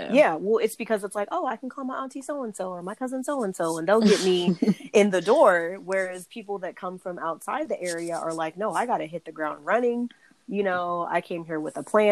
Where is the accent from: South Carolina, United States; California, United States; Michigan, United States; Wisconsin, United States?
California, United States; Los Angeles; also born or lived in Long Beach / Washington, D.C. area; I'm from Los Angeles and by way of Long Beach, and I actually lived in the DC area for about 2 years.